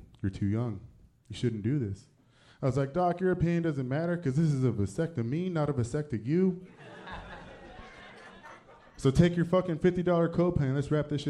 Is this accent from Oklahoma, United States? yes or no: no; California, United States; moved away as an adult; now in San Antonio, United States; Actually, I'm from California, and we just moved out to San Antonio about a year and a half ago.